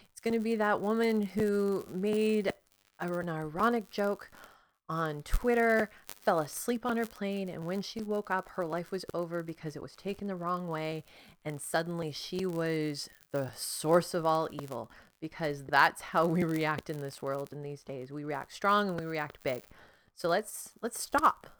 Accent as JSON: {"language": "English", "country": "Canada", "said": "I'm Canadian"}